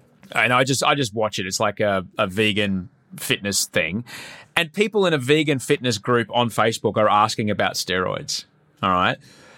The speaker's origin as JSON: {"language": "English", "town": "Brisbane", "region": "Queensland", "country": "Australia", "tie": "born or raised there", "said": "growing up in Brisbane, Denver wasn't the only one with the Broncos, Brian. Brisbane had some Broncos too."}